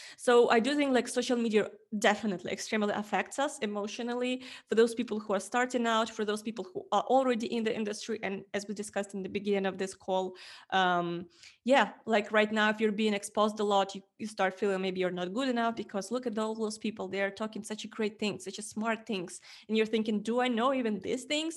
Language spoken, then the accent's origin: English; Ukraine; English is a second language; moved away as an adult; also born or lived in Estonia; I'm coming from Ukraine